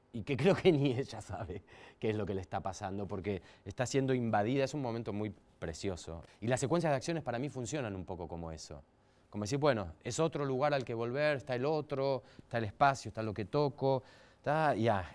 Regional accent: Mar del Plata, Buenos Aires Province, Argentina; now in Buenos Aires, Argentina; soy de Mar del Plata

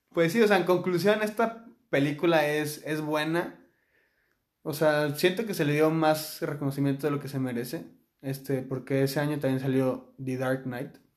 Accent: Mexico; tal vez yo siendo mexicano puedo decir, o sea, ¿tú qué vas a saber de México si nunca has vivido aquí?

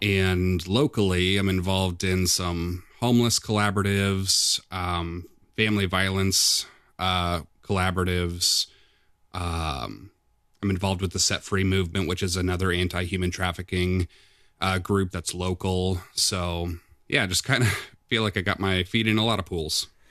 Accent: Midwest, United States; moved away as an adult; also born or lived in Nashville, Tennessee / Decatur, Illinois; I'm from a small town in the Quad City area

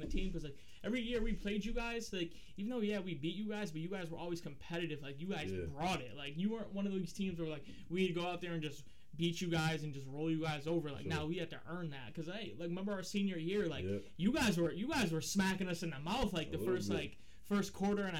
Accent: Middletown, United States; that was my hometown

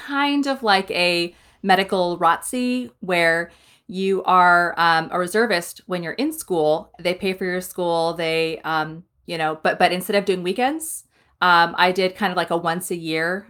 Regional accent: Iowa, United States; now in Omaha, United States; originally I'm from Iowa

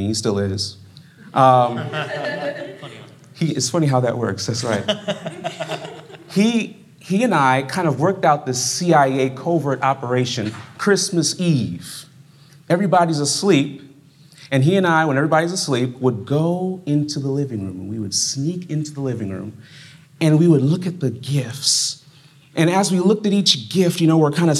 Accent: Fort Lauderdale, Florida, United States; also born or lived in Brooklyn, New York; now in Berrien Springs, United States; I was growing up in Brooklyn. And in Brooklyn, New York, it's kind of similar to the weather that's up here right now. And I left there when I was 7 years old. And then I went to South Florida. And I was in Fort Lauderdale

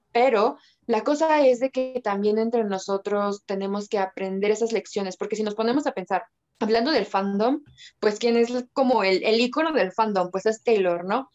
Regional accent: Mexico; also born or lived in Mexico City; Vivo en la Ciudad de México, soy mexicana

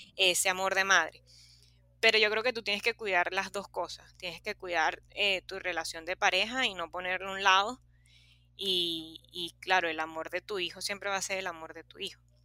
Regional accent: Los Corales, La Guaira, Venezuela; Yo soy de Los Corales

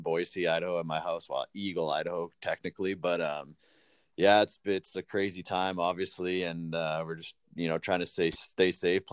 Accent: Weyburn, Saskatchewan, Canada; I love Weyburn. It's my hometown and always will be.

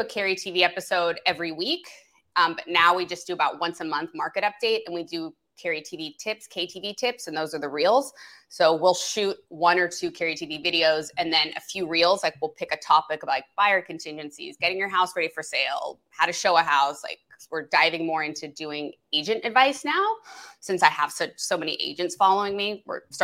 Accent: the Valley, California, United States; moved away as an adult; now in West Side, Los Angeles, United States; I'm from the Valley originally

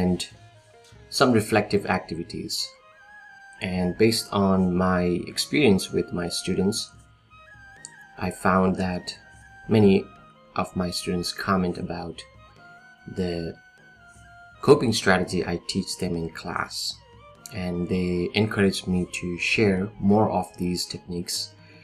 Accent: Nepal; also born or lived in Sri Lanka; now in California, United States; I'm originally from Nepal. Currently, I'm in California.

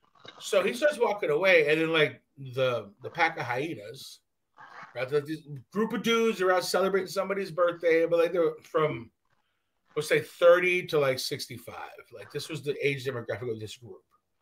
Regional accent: Canada; I'm fucking Canadian.

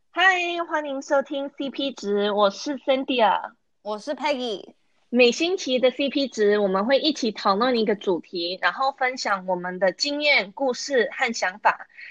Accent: United States; 我是在美国出生长大的

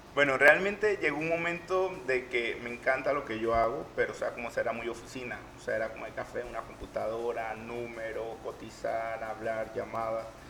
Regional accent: Panama; yo como panameño

